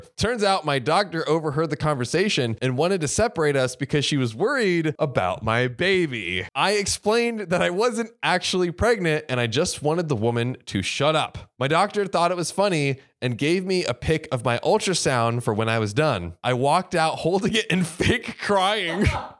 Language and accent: English; Florida, United States; By the way, I'm from Manatee County, so manatees are sacred to me, okay?